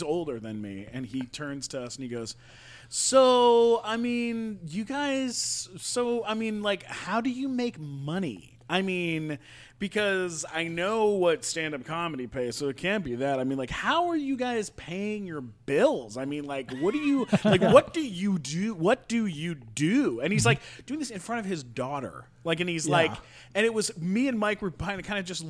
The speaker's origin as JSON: {"language": "English", "town": "London", "region": "Ontario", "country": "Canada", "said": "I am Canadian."}